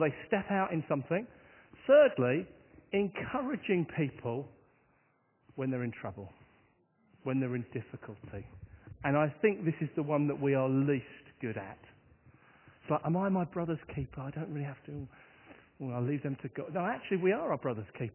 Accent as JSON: {"language": "English", "town": "Hastings", "region": "South East England", "country": "United Kingdom", "tie": "born or raised there", "said": "my hometown is on the south coast of England, and if I say its name, I guess you'll know the one thing that my town is famous for. I come from the town of Hastings"}